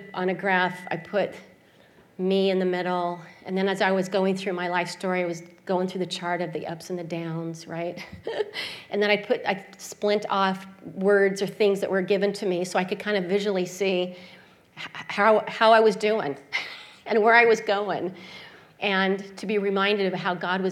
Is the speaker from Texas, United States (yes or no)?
no; Salt Lake City, Utah, United States; I grew up in Salt Lake City, Utah, and I grew up in the Mormon religion.